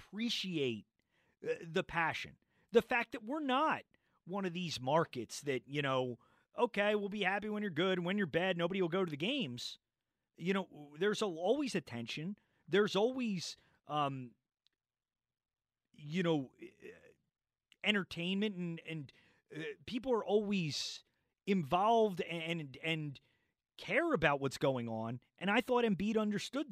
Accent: Philadelphia, Pennsylvania, United States; I grew up in Philadelphia.

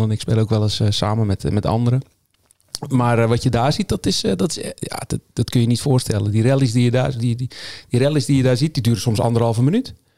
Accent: Zeeland, Netherlands; Ik was niet de enige uit Zeeland

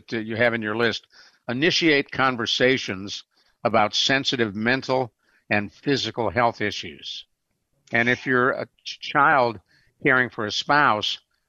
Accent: Cleveland, Ohio, United States; now in San Antonio, United States; Years ago, I was living in San Antonio, still live in San Antonio, my brother living where I grew up in Cleveland

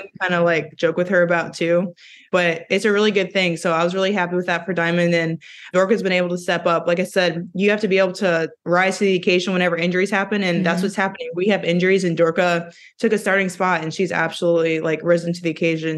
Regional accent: Jefferson City, Missouri, United States; moved away as an adult; also born or lived in Connecticut / Minnesota; now in Minneapolis, United States; we're all from Missouri

